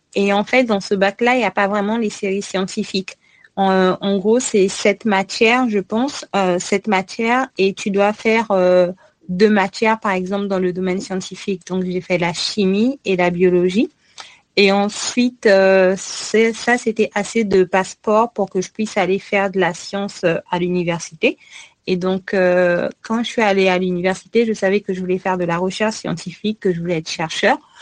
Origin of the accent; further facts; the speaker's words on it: Republic of the Congo; moved away as an adult; also born or lived in Canada / United States; now in France; étudier à l'étranger en tant que Congolais